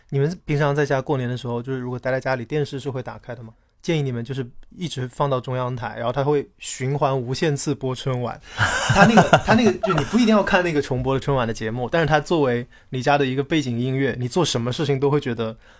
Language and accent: Chinese; Hunan, China; moved away as an adult; also born or lived in Changsha; now in Guangzhou, China; 因为我是湖南人嘛，以前我在长沙工作的时候，可能回家非常方便